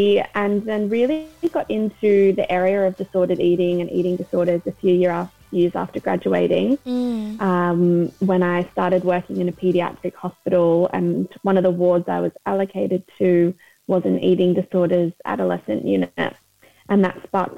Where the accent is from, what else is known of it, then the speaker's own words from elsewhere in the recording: Australia; now in London, United Kingdom; I'm a registered dietitian. I'm based in London, but I moved over from Australia about 4 years ago.